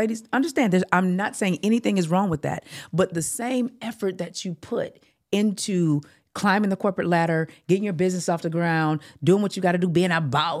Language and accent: English; California, United States; And I'm like, oh no, I'm from California, honey.